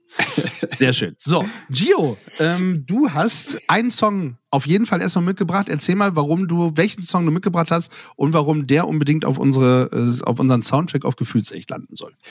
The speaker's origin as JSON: {"language": "German", "country": "Germany", "tie": "born or raised there", "said": "aus meinem Heimatdorf kommen, nämlich aus Lunenstedt"}